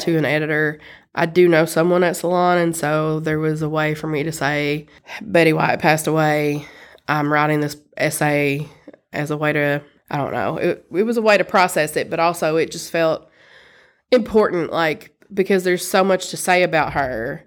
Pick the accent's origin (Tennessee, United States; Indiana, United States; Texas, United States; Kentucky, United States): Kentucky, United States; Eastern; now in Lexington, United States; I grew up in Eastern Kentucky in a very rural place